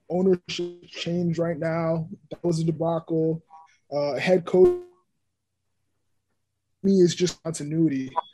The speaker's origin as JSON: {"language": "English", "area": "Long Island", "region": "New York", "country": "United States", "said": "I'm a kid from Long Island."}